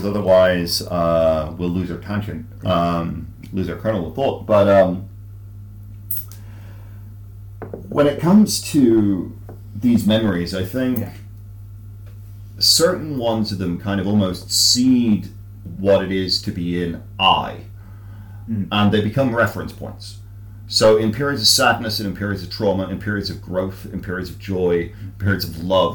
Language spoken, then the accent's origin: English; Ireland; I write like an Irish person writing in English